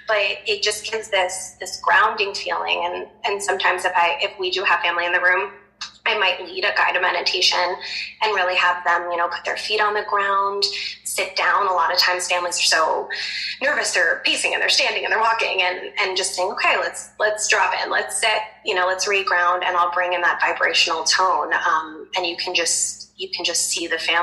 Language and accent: English; New Jersey, United States; I'm from Jersey, and so everyone's always using their hands.